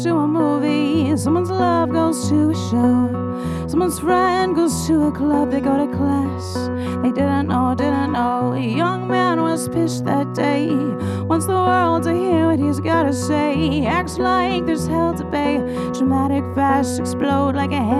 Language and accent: English; Royalton, Vermont, United States; Yeah, so I grew up in Royalton, Vermont, which is about an hour away, central Vermont, and I've just been singing forever.